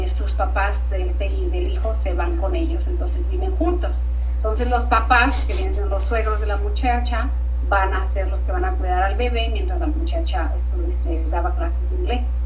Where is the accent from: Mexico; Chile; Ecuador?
Mexico; Tijuana, Baja California; moved away as an adult; now in London, United Kingdom; soy del norte, soy de Tijuana, de la frontera con San Diego